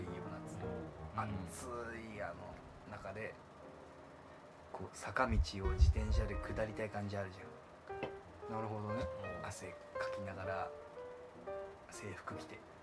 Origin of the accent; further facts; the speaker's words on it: Kanagawa, Japan; あの地元が湘南の